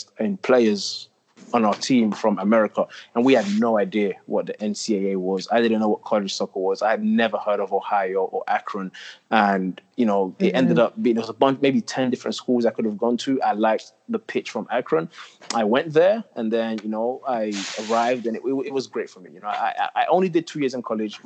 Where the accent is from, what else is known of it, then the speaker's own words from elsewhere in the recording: London, United Kingdom; I grew up in the north part of London. I actually grew up in Tottenham